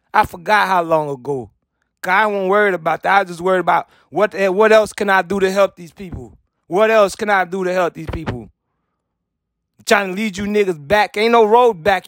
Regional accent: United States; I'm American.

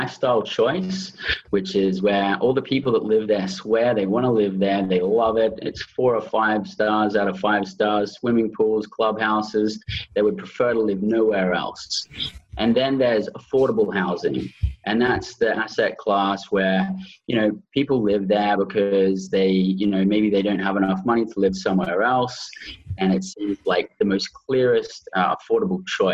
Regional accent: Australia; moved away as an adult; also born or lived in United Kingdom / Canada; I grew up in Australia.

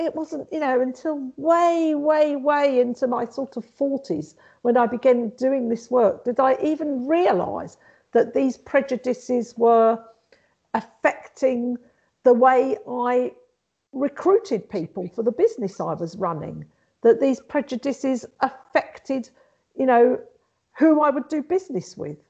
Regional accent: London, United Kingdom; I'm actually was born and brought up in London, but both my parents are Maltese, and I identify as being Maltese.

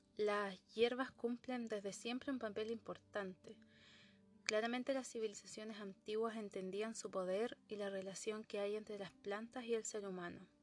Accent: Concepción, Biobío, Chile; Yo soy de Concepción

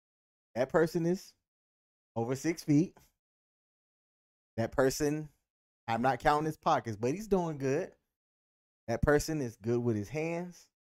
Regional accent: Anniston, Alabama, United States; Yeah, I am from Anniston, Alabama.

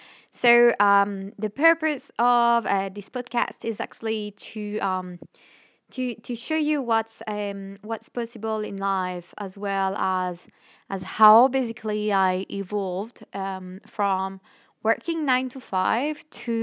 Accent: Normandy, France; born there; English is a second language; I was born in Normandy, northwest of France. For those of you who are wondering where is my accent from, I got some people tell me, where is this accent coming from? Like, okay, you're French

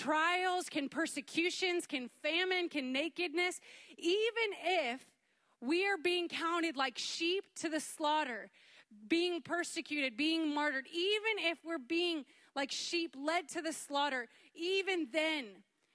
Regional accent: Canada; moved away as an adult; now in United States; I'm from Canada

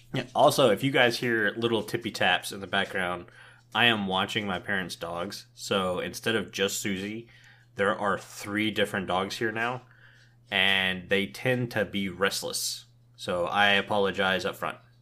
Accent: Tampa, Florida, United States; moved away; I was born and raised in Tampa, Florida

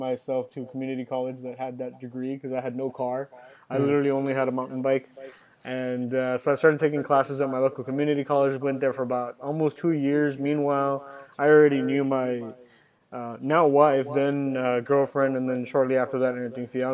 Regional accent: Westlake, Texas, United States; also born or lived in Dallas, Texas; I turned one in Dallas, and then I came down to Westlake, and I just grew up pretty much my whole life there

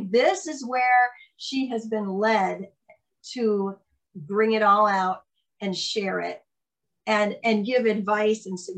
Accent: Ohio, United States; now in Minnesota, United States; that's where I live now. Yeah, originally from Ohio.

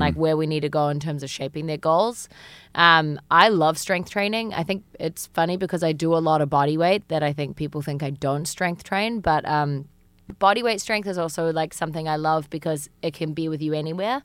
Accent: New Zealand; moved away as an adult; now in United States; I am from New Zealand, um, and I've been living in the States now for about four years.

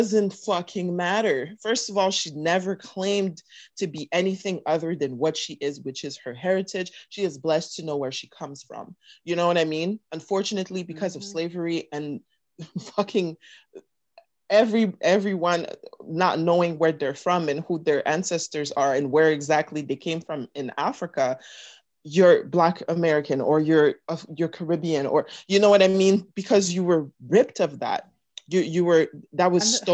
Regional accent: Canada; now in United States; I'm Canadian or I'm Congolese

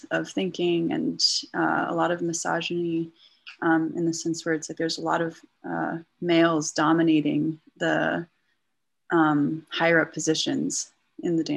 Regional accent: Acton, Massachusetts, United States; moved away; also born or lived in New York City, New York / New Jersey; I grew up in Acton

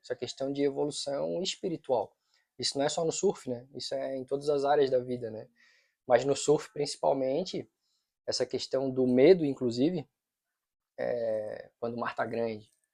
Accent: Florianópolis, Santa Catarina, Brazil; eu nasci em Floripa, sou mané da ilha

